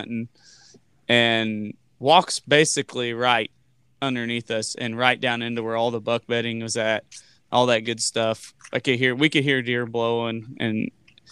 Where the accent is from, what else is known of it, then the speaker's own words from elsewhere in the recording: Lebanon, Missouri, United States; I'm from Lebanon too